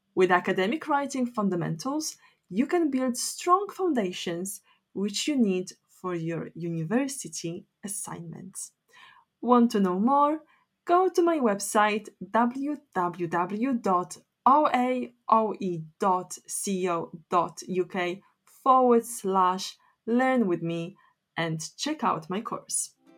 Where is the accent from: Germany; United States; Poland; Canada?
Poland; English is a second language; moved away as an adult; now in United Kingdom